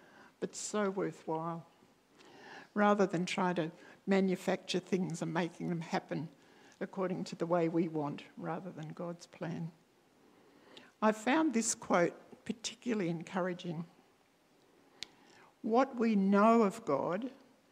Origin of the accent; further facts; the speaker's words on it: country Victoria, Australia; now in Adelaide, Australia; I was free to leave my life here in Adelaide and return to my hometown in country Victoria